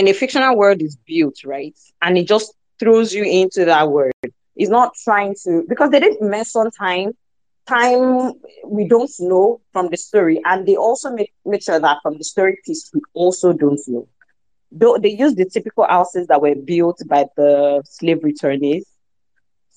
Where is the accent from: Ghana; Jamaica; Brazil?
Ghana; Accra, Greater Accra; I grew up in Accra and I see this kind of buildings all the time.